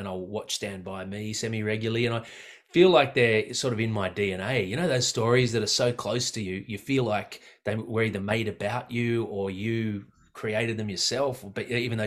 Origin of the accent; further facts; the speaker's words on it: Blue Mountains, New South Wales, Australia; growing up in the Blue Mountains in the 80s